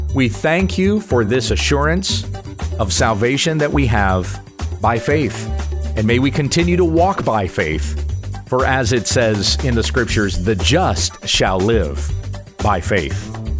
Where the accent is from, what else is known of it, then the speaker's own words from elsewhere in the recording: United States; I'm from the United States of America